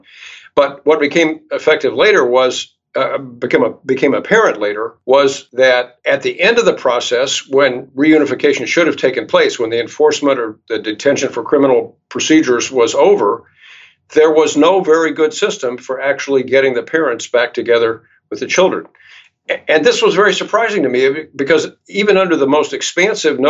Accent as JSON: {"language": "English", "town": "Charlottesville", "region": "Virginia", "country": "United States", "tie": "born or raised there", "said": "Charlottesville, which is my hometown"}